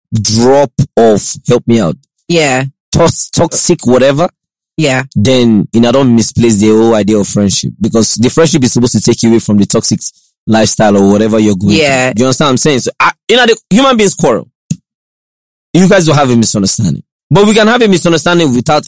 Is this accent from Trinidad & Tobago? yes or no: no; Akute, Ogun State, Nigeria; also born or lived in Lagos; that's where I grew up. I grew up in Akute